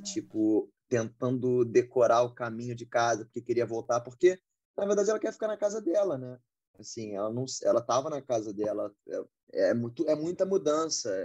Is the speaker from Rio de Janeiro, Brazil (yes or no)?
yes; Rio de Janeiro, Brazil; eu sou do Rio também